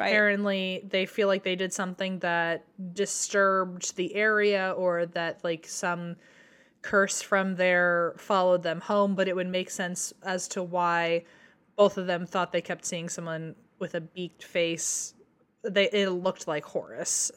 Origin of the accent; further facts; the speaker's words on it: Fredericksburg, United States; My hometown name, we're called Frederick's Burgers